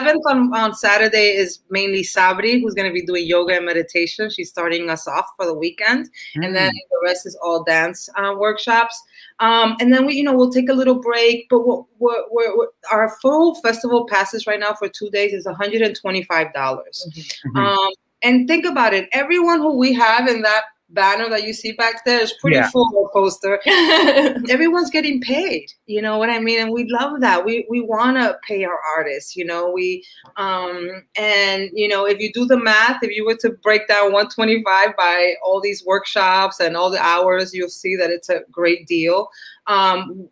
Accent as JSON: {"language": "English", "town": "New York City", "region": "New York", "country": "United States", "said": "I'm also from Washington Heights, Dominican"}